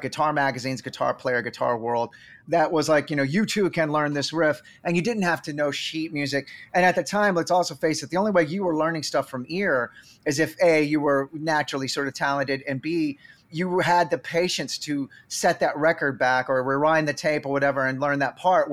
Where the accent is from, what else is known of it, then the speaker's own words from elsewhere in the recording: Sherman, Texas, United States; accent: Texas drawl; I am from Sherman, Texas